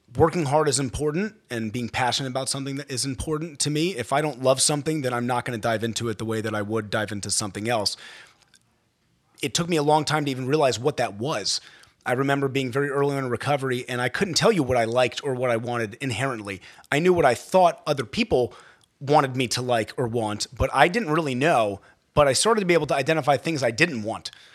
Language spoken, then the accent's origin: English; Baltimore County, Maryland, United States; I grew up in Baltimore County, uh, Maryland